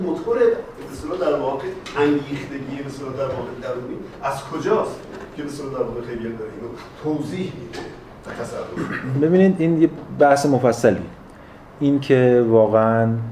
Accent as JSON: {"language": "Persian", "country": "Iran", "said": "من ایرانیم"}